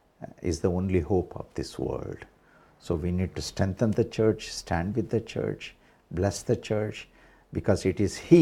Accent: India; what the Lord is teaching us as Indian Christians.

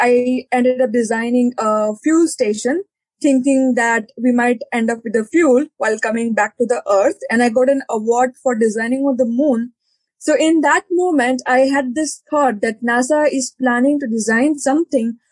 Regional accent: India; moved away as an adult; also born or lived in Leeds, United Kingdom / Denmark / Uganda; I started my education when I was 18 and I left India. I'm from India. I was born in India

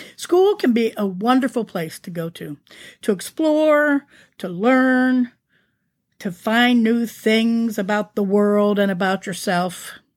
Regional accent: Canfield, Ohio, United States; moved away; also born or lived in San Diego, California; my hometown's Canfield Fair

